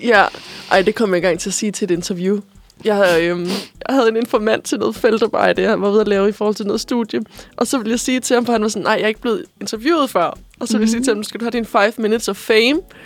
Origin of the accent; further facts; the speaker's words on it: Korsør, Zealand, Denmark; now in Copenhagen, Denmark; jeg er fra Korsør